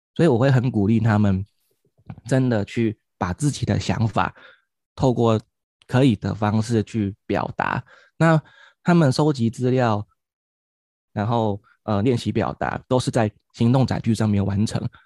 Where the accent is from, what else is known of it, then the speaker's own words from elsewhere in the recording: Kaohsiung, Taiwan; 我来自于高雄，现在在冈山国小服务